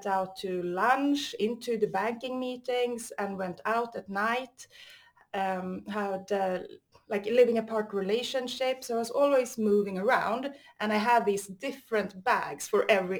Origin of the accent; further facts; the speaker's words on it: Stockholm, Stockholm County, Sweden; I'm from Sweden, Stockholm.